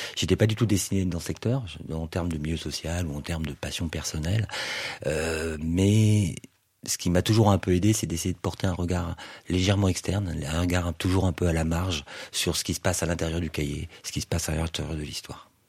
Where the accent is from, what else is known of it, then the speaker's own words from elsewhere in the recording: Toulouse, Occitania, France; je viens d'une euh, du sud-ouest de la France, je viens de Toulouse